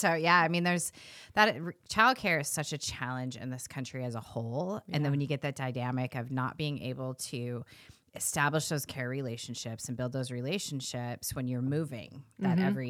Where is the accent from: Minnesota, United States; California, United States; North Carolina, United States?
California, United States; I grew up in California, so I'm used to it.